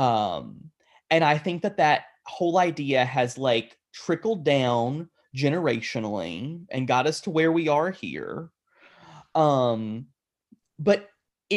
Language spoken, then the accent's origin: English; United States; We as Christians, particularly Western American Christians